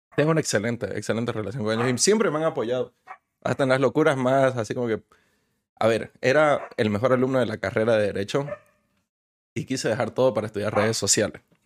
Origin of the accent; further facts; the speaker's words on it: Bolivia; now in Mexico; mi país